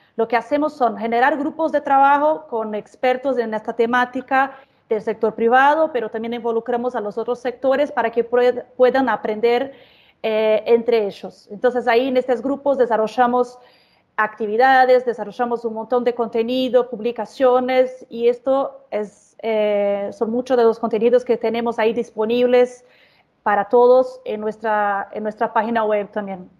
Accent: Brazil; Spanish is a second language; soy brasileña, así que les pido disculpas por cualquier portuñol que me salga

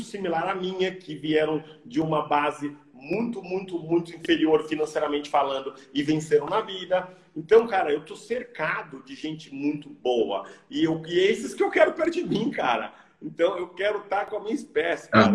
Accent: Brazil; moved away; eu sou brasileiro, eu amo o Brasil, as minhas raízes estão aqui

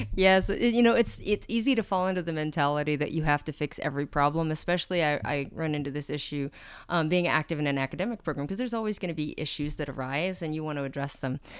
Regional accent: Albuquerque, New Mexico, United States; I grew up with in Albuquerque, New Mexico.

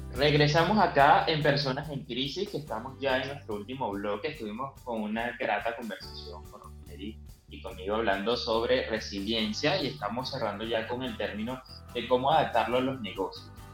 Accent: Argentina; moved away; mi país

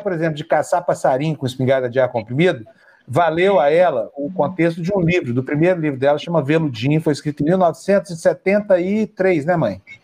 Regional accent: Uberlândia, Minas Gerais, Brazil; moved away; Quando eu era criança, lá em Uberlândia, Minas Gerais

